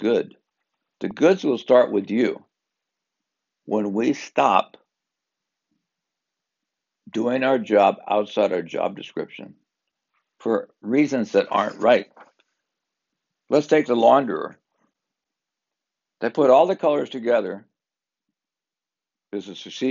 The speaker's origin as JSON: {"language": "English", "region": "Southern California", "country": "United States", "said": "I'm from SoCal."}